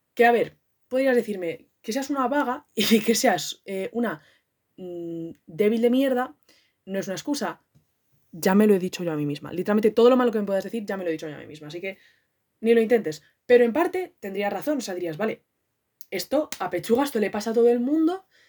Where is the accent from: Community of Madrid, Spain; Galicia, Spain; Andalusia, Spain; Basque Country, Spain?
Community of Madrid, Spain; Madrid; Soy de Madrid